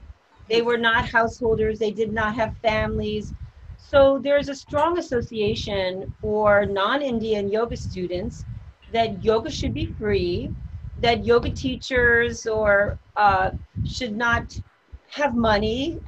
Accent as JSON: {"language": "English", "country": "Japan", "tie": "born or raised there", "lives_now": "New York, United States", "said": "I grew up in Japan."}